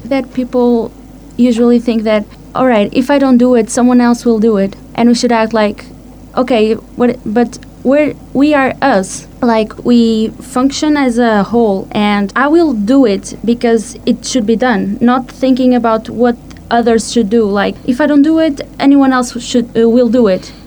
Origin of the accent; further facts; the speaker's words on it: Greece; from Greece